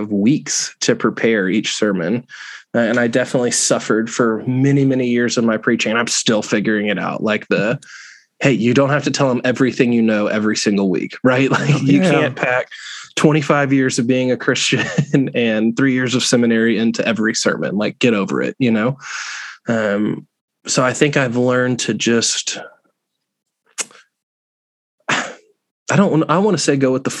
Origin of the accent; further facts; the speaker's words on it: Florida, United States; You and I growing up in Florida